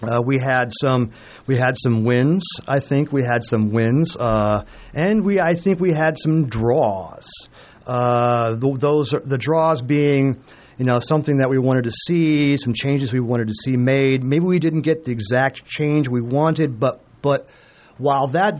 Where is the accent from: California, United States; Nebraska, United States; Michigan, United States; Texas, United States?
Nebraska, United States; Omaha; I was born and raised in Omaha.